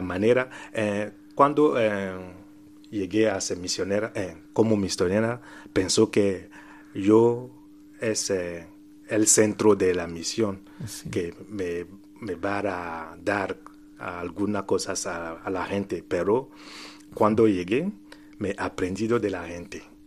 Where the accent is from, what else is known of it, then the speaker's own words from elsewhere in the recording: Togo; Spanish is a second language; moved away as an adult; also born or lived in Ivory Coast; soy de Togo